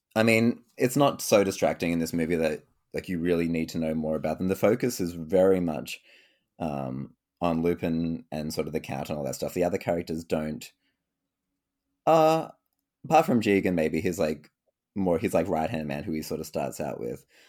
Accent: Sydney, New South Wales, Australia; I'm from Sydney, um, Canada, no, uh, Sydney, Australia

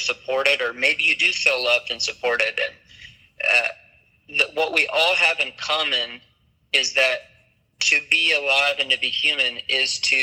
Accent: Michigan, United States; I grew up in Michigan

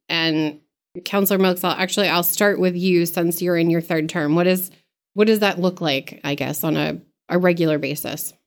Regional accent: Mechanic Falls, Maine, United States; I'm from Mechanic Falls, so in R S U sixteen

